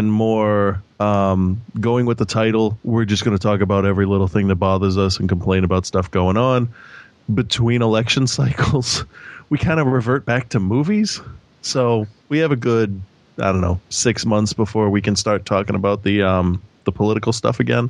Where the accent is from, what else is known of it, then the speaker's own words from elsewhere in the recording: Philadelphia, Pennsylvania, United States; also born or lived in Boston area; now in Boston, United States; I had always considered myself to be from Philadelphia. I was born in Philadelphia. I lived there for a while. We moved up here. This is like my adoptive home, but I'm from Philadelphia.